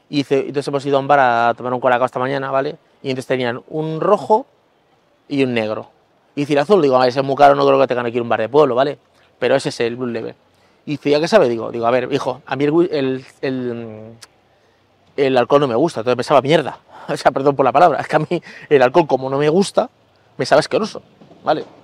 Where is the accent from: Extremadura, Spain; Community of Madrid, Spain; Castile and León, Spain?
Extremadura, Spain; Guadalupe; a mí Guadalupe me encanta, es, mi pueblo y, tiene el monasterio y me gusta mucho pasear por las calles y todo